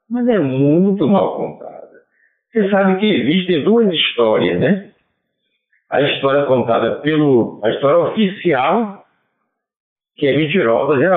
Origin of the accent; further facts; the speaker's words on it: Bahia, Brazil; o baiano, na hora de, da, da pesquisa, ele diz que é católico, mas mentira todos nós somos católicos de nascimento, mas todos nós temos um pé na Umbanda